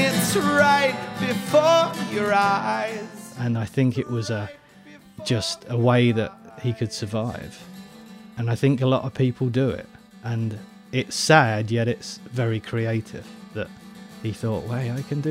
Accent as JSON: {"language": "English", "region": "London", "country": "United Kingdom", "moved": "yes", "said": "I'm from the very crust of West London, and very close to Uxbridge"}